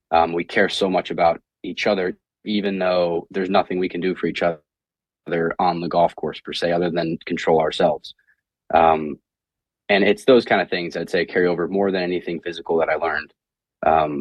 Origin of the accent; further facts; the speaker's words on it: Indiana, United States; growing up in Indiana